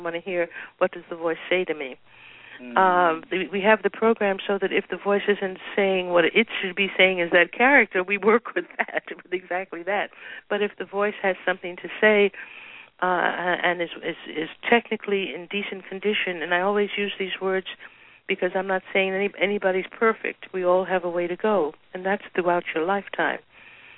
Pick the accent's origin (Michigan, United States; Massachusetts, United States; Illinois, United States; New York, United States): New York, United States; New York City; growing up in Harlem 25 years ago